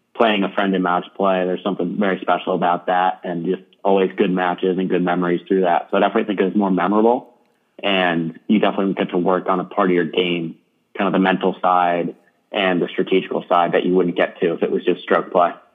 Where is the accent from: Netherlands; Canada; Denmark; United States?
United States; New York City, New York; I'm from New York City